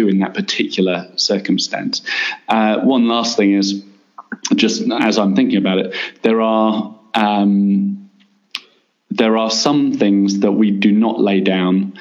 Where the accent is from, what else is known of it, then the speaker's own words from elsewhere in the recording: England, United Kingdom; moved away as an adult; now in Middle East; As an Englishman